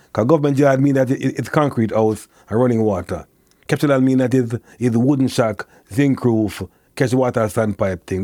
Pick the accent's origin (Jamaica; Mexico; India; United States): Jamaica; Kingston; born or raised there